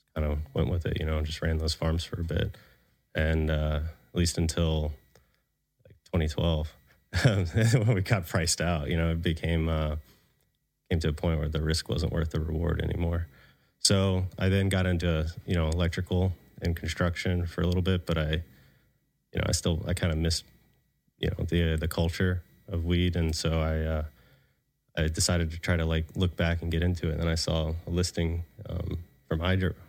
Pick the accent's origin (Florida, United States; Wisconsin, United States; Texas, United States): Florida, United States; moved away; also born or lived in Colorado; I'm from the South, you know, from Florida.